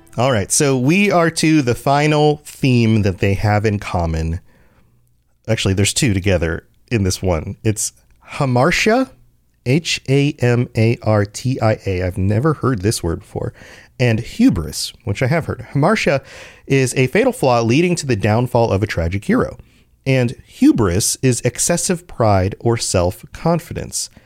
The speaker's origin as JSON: {"language": "English", "country": "United States", "said": "as an American"}